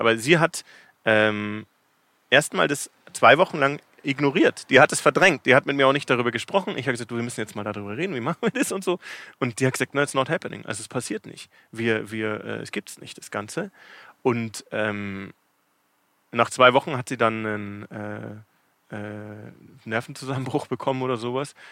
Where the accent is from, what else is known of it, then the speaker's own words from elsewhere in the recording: Munich, Bavaria, Germany; moved away as an adult; now in Cape Town, South Africa; Ich bin aus München ursprünglich.